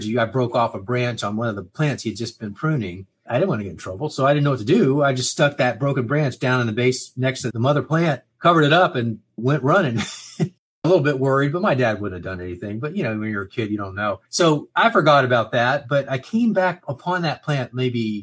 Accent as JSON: {"language": "English", "town": "Miami", "region": "Florida", "country": "United States", "tie": "born or raised there", "said": "I grew up in Miami"}